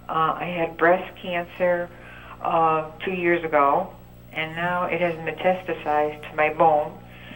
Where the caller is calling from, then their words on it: Connecticut, United States; I'm from Connecticut.